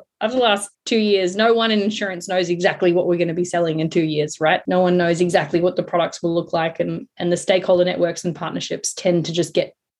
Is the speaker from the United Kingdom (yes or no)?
no; South Africa; now in Sydney, Australia; I'm South African.